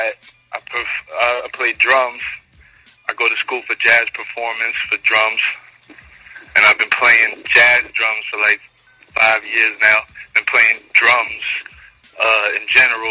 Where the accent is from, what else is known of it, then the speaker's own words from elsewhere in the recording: New York City, New York, United States; I was born and raised in Queens, so I'm a Queens native